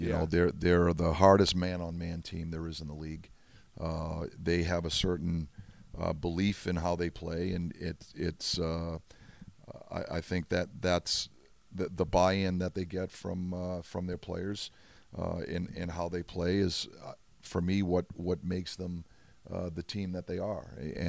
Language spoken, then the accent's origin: English; Boston, Massachusetts, United States; now in Pittsburgh, United States; that's born and raised in Boston, and has such fond memories of Fenway Park